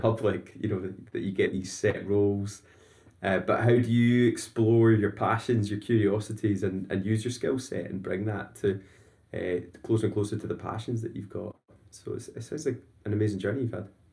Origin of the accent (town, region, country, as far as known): Scotland, United Kingdom